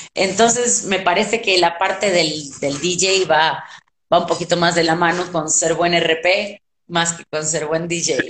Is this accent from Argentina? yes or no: yes; Argentina; moved away as an adult; now in Mexico; como cualquier argentino